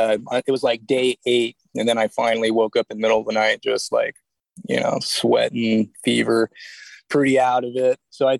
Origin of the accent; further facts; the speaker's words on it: Santa Cruz, California, United States; I'm from Santa Cruz, California